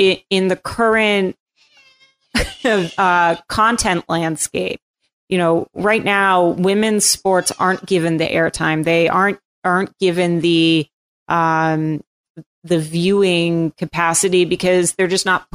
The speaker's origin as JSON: {"language": "English", "area": "Cape Cod", "region": "Massachusetts", "country": "United States", "moved": "yes", "said": "I'm from Cape Cod"}